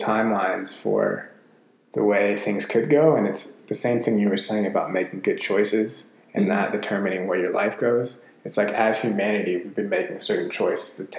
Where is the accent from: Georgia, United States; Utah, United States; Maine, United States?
Georgia, United States; Atlanta; I'm from Atlanta